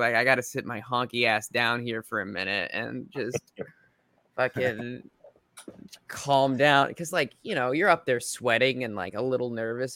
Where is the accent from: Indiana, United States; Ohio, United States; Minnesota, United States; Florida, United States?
Minnesota, United States; moved away as an adult; also born or lived in South Dakota; now in Queens, New York, United States; I'm come from Minnesota and was raised in South Dakota a little bit, and now I live in Queens, New York, out here